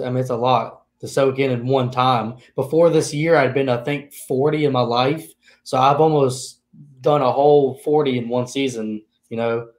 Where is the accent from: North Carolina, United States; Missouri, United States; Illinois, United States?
North Carolina, United States; I'm from North Carolina, about 2.5 hours east of Charlotte, and just grew up watching racing.